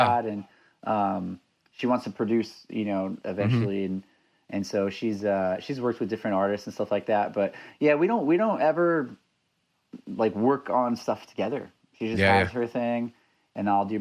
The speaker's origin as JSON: {"language": "English", "town": "Los Angeles", "region": "California", "country": "United States", "tie": "born or raised there", "also_born_or_lived": "Orange County, California / Toronto, Canada", "moved": "as an adult", "lives_now": "Vancouver area, Canada", "said": "I'm from Los Angeles, born and raised, lived in Orange County for a bit"}